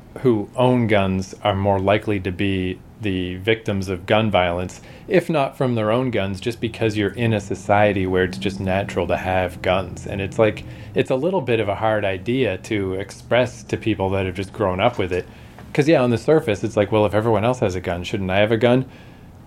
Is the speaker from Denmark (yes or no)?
no; Canada; we're not American, we're Canadian